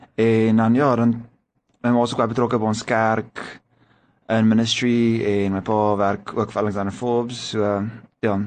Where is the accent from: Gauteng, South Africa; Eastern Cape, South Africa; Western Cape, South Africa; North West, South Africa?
Western Cape, South Africa; Stellenbosch; also born or lived in Pretoria; ek het basically eintlik in Stellenbosch groot geword